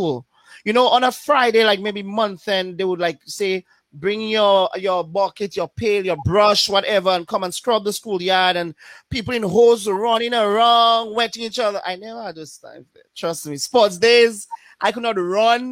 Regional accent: Paix Bouche, Saint John Parish, Dominica; also born or lived in Portsmouth, Dominica; I was born and raised in Pebush

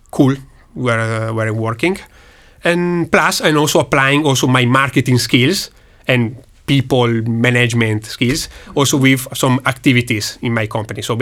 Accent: Milan, Lombardy, Italy; From Milan.

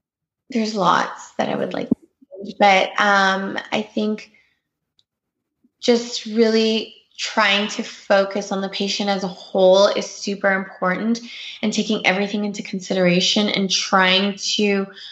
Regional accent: Canada; I grew up in Canada

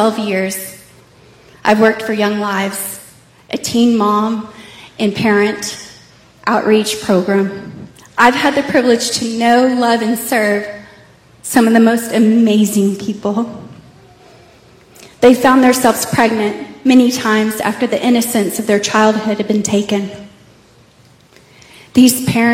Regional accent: Plano, Texas, United States; I grew up in Plano in a Christian home

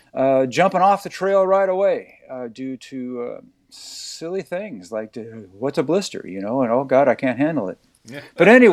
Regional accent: California, United States; I am kind of from California, although I hate to say it.

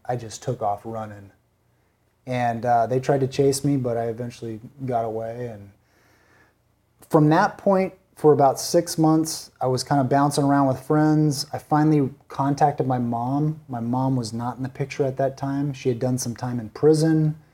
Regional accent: San Bernardino, California, United States; also born or lived in Newport; I was gonna move from San Bernardino to Newport

